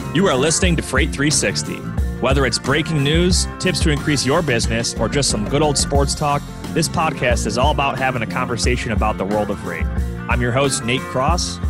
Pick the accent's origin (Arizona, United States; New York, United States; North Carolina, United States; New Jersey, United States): New York, United States; Buffalo; my hometown of Buffalo, New York